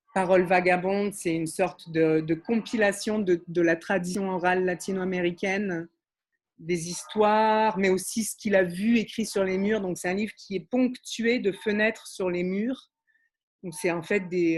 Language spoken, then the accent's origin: French; Montreal, Quebec, Canada; also born or lived in Paris, France; je suis montréalaise, ça s'entend pas toujours